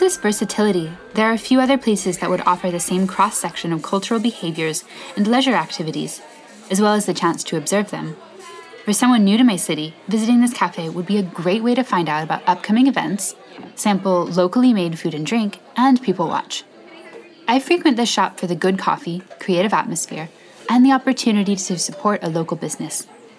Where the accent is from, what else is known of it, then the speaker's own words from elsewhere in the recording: Cardiff, Wales, United Kingdom; Take my favorite cafe in my hometown of Cardiff, for example.